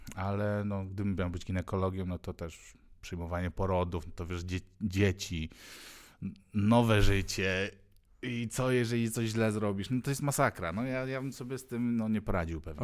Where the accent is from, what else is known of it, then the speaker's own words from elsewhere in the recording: Ulaanbaatar, Mongolia; now in Poland; skąd pochodzę, no mówię z One Bator